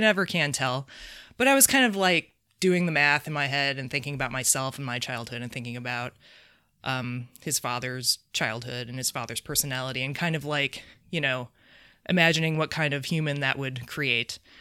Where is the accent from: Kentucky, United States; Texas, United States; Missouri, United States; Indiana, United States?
Indiana, United States; South Bend; moved away; I'm from South Bend.